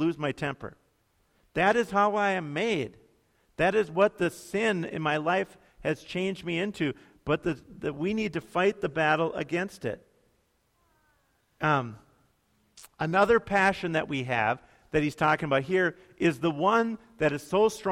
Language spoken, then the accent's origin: English; United States